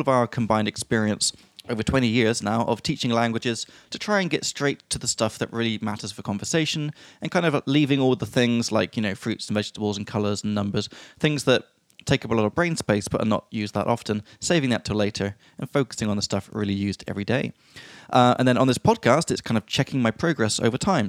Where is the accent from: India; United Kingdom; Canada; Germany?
United Kingdom; England; from England